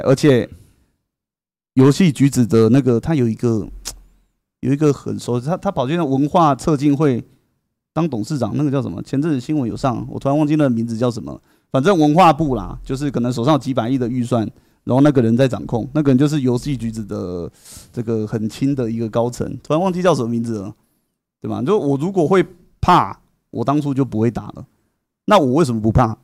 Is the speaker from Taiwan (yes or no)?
yes; Taiwan; 我们台湾人